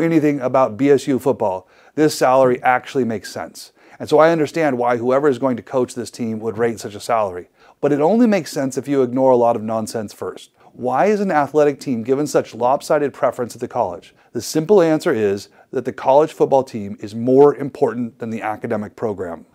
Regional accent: Idaho, United States; my home state of Idaho

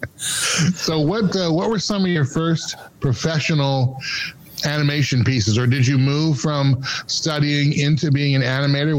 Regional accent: Seattle, Washington, United States; I'm originally from Seattle, but all my family and friends were all Husky fans

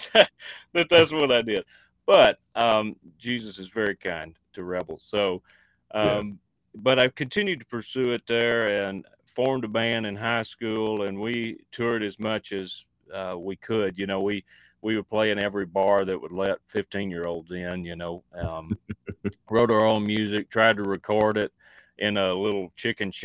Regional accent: East Texas, United States; I grew up in East Texas, and I rodeoed a bunch and just did farm life stuff, small town stuff.

